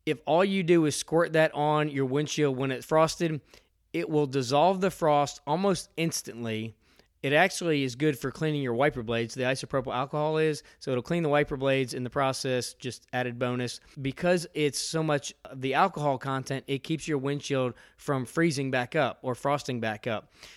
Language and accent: English; outside of Philadelphia, Pennsylvania, United States; now in Georgia, United States; I grew up outside of Philadelphia. I'm from the Northeast.